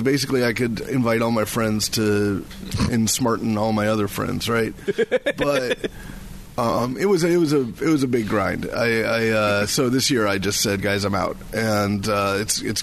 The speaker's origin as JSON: {"language": "English", "town": "Seattle", "region": "Washington", "country": "United States", "tie": "born or raised there", "also_born_or_lived": "Chicago", "moved": "as an adult", "lives_now": "Seattle, United States", "said": "I was born in Seattle. Oh, really? Yeah, I'm a local. I went to Garfield High School"}